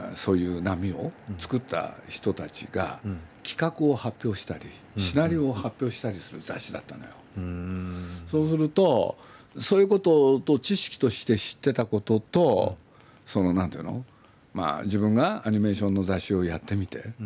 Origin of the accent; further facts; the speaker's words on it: Nagoya, Aichi, Japan; moved away; 名古屋の出身